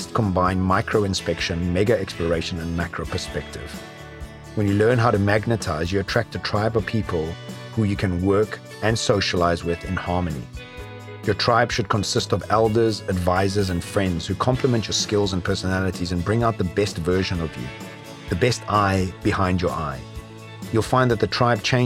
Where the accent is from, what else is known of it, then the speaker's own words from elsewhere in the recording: South Africa; Classified as a white male when growing up in South Africa